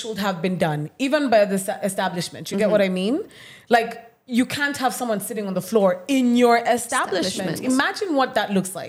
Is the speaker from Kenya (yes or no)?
yes; Kenya; I'm Kenyan.